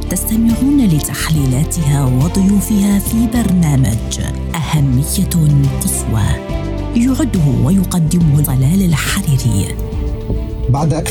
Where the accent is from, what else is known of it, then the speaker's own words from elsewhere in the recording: Syria; نحن كسوريين طلبنا بالحريه طلبنا بالعداله نحن مع التغيير الديمقراطي